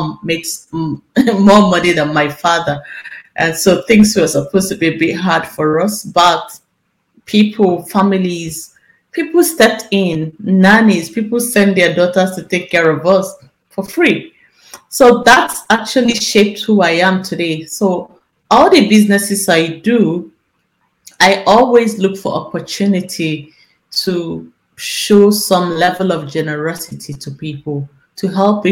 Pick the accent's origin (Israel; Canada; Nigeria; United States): Nigeria; moved away as an adult; now in Netherlands; I live in Nigeria, I'm from Nigeria